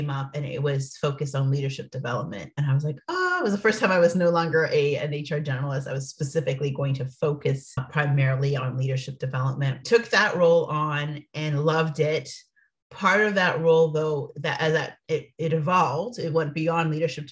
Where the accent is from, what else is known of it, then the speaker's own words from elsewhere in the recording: Toronto, Ontario, Canada; moved away as an adult; now in United States; I'm from Canada, from Toronto, Canada